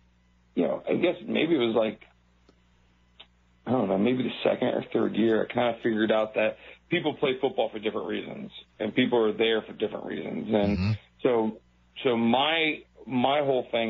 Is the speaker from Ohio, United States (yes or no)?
no; Buffalo, New York, United States; I'm from Buffalo, New York